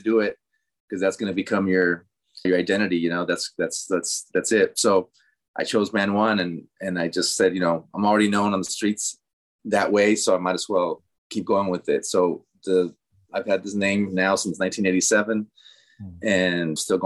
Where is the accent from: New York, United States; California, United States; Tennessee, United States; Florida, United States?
California, United States; Los Angeles; first language Spanish; English is a second language; So I'm first generation born in East LA. My parents were both from Mexico. So I grew up, you know, born and raised in LA and grew up knowing Spanish as my first language